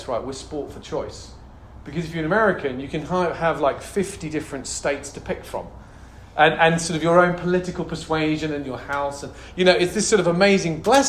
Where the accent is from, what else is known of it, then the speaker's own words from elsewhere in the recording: United Kingdom; moved away; I'm obviously British